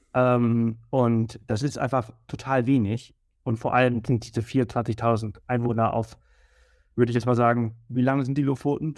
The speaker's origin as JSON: {"language": "German", "area": "Mallorca", "region": "Balearic Islands", "country": "Spain", "tie": "born or raised there", "also_born_or_lived": "Berlin, Germany", "moved": "yes", "lives_now": "Garmisch-Partenkirchen, Germany", "said": "ich komme ja aus Mallorca und ich bin die Sonne wirklich gewohnt, also ich bin ja. aufgewachsen"}